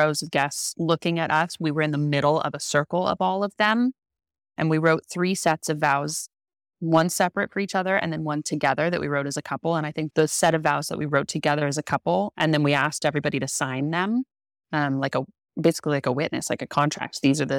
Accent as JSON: {"language": "English", "region": "California", "country": "United States", "said": "I came from California to be here."}